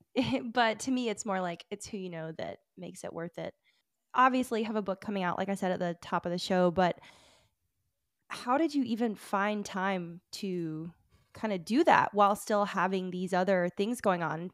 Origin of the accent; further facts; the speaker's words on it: Alabama, United States; I'm from Alabama